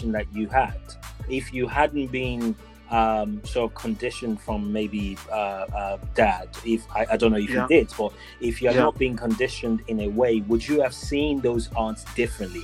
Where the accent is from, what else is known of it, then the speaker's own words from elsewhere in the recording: Lagos, Nigeria; growing up in Lagos, Nigeria